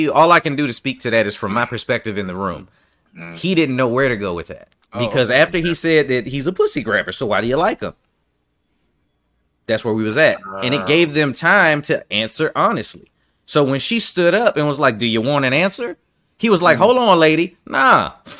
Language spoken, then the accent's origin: English; New York, United States; well, I'm from New York and I'm used to saying what the fuck I mean.